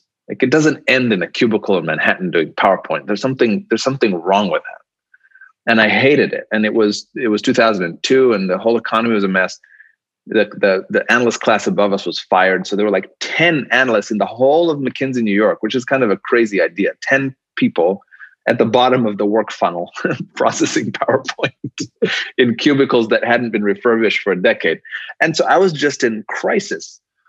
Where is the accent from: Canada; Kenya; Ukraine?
Kenya; Nairobi; I came from Nairobi, which is your background. And I'm like, why doesn't Nairobi look like Dubai?